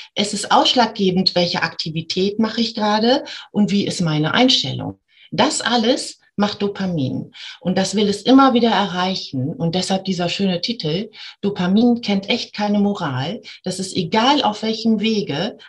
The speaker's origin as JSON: {"language": "German", "region": "Bremen", "country": "Germany", "said": "ich komme aus Bremen"}